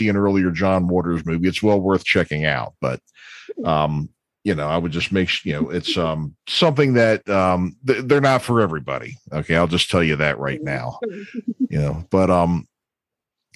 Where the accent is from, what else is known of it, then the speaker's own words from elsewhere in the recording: Baltimore, Maryland, United States; I'm from Baltimore